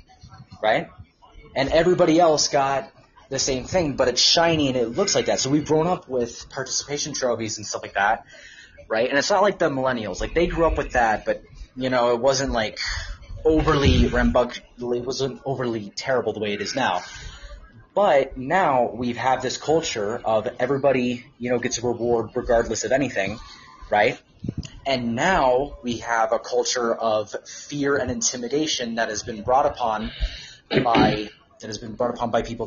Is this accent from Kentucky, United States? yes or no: no; Southern California, United States; technically Southern California